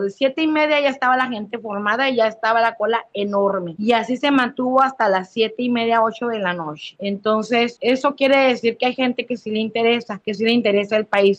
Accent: Chihuahua, Mexico; now in Chiapas, Mexico; estoy en Chiapas, soy chihuahuense, a mucha honra

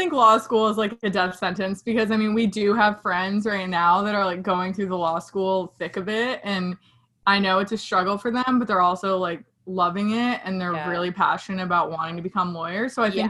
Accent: Connecticut, United States; moved away as an adult; also born or lived in Spartanburg, South Carolina; I'm originally from Connecticut. And I went to a small school, Wofford, in Spartanburg, South Carolina, which was kind of a huge jump from being from Connecticut.

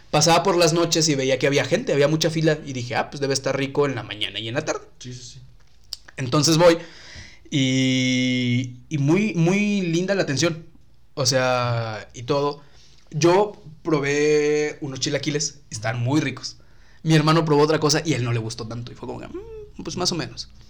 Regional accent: Tampico, Tamaulipas, Mexico; also born or lived in San Luis Potosí; Pero durante mucho tiempo, pues viví en, en, Tampico.

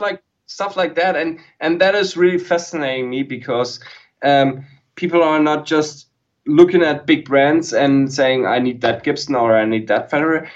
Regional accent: Germany; English is a second language; I YouTubed as a German

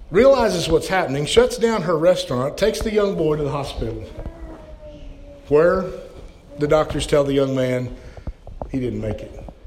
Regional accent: Oklahoma, United States; moved away; also born or lived in Colorado; I'm from Oklahoma. I mean, when it snows, we're out of school, right?

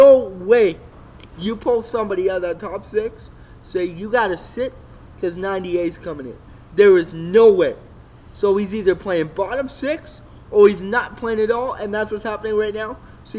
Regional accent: Spruce Grove, Alberta, Canada; Spruce Grove, played for the Saints, my hometown.

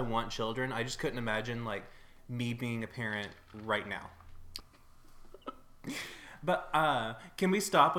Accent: Kentucky, United States; I was born in Kentucky

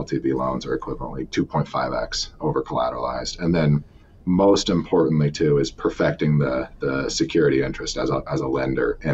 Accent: Jefferson City, Missouri, United States; my hometown is Jefferson City, Missouri

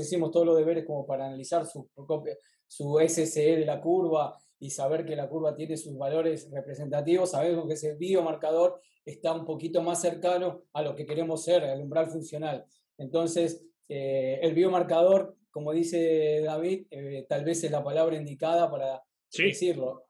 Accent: Argentina; de Argentina

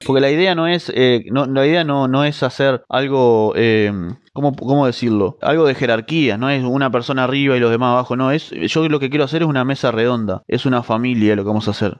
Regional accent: Uruguay; acá en Uruguay no tenemos sismos ni terremotos

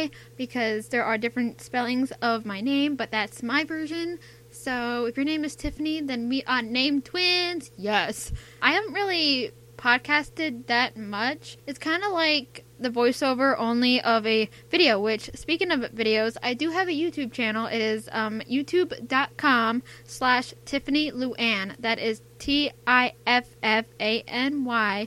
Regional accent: United States; accent: American; I'm from America. I think you can tell by my accent that I'm American.

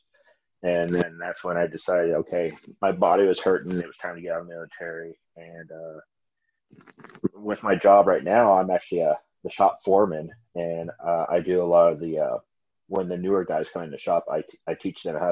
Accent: United States; moved away as an adult; also born or lived in Wyoming / Colorado / North Carolina; I grew up in Wyoming and Colorado

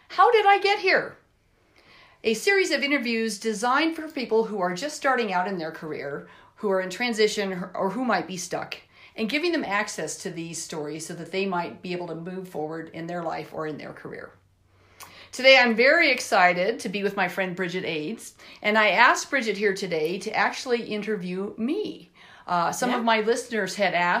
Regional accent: Elizabeth, Colorado, United States; We grew up in Elizabeth, Colorado

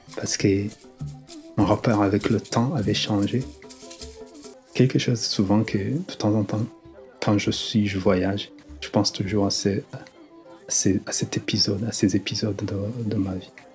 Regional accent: Rwanda; moved away; also born or lived in Lille, France; Lorsque j'ai quitté le Rwanda

